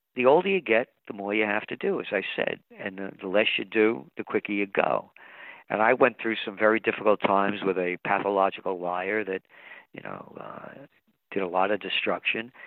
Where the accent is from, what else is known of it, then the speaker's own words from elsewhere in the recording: United States; I'm an American